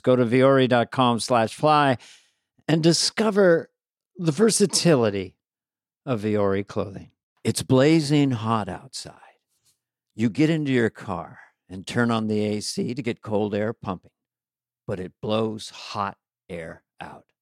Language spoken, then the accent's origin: English; San Carlos, California, United States; also born or lived in Montana; from Montana, but I grew up in the peninsula, uh, San Carlos, ha, twenty miles south of San Francisco